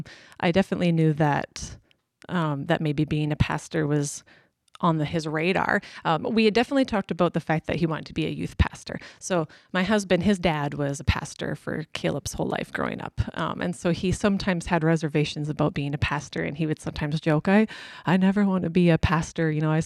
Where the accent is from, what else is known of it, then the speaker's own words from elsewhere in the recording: Whitecourt, Alberta, Canada; also born or lived in Grande Prairie, Alberta; So I was born in Whitecourt, so just a few hours away from here. My mom's side of the family has farmed there for many generations, and so that's where I was initially born and grew up.